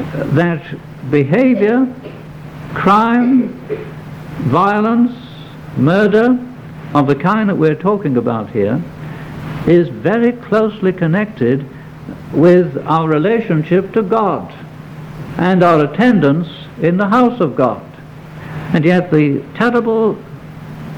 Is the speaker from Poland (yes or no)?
no; near Warrington, North West England, United Kingdom; I went to school, I may tell you, very close to Warrington